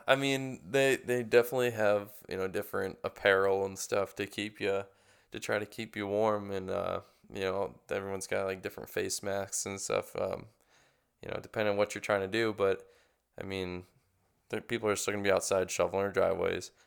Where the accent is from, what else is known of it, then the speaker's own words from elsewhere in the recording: Kenosha, Wisconsin, United States; now in Florida, United States; I was from Kenosha, so that was a lot closer to the lake than, you know, Saint Madison, which is center of the state